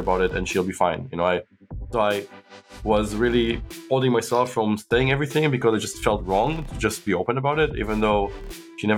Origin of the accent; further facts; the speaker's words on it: Israel; moved away as an adult; also born or lived in United States / China; now in London, United Kingdom; I grew up in Israel, but I was born in London, and I've lived half my life, now more than half my life in the UK.